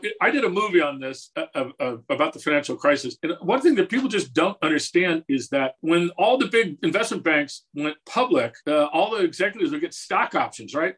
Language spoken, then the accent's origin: English; Southern California, United States; moved away; And I come from Southern California originally.